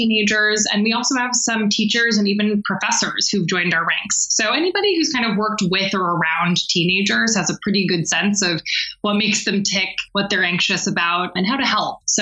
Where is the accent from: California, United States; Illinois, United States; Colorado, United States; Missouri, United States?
California, United States; Bay Area; now in Maine, United States; I'm from the Bay Area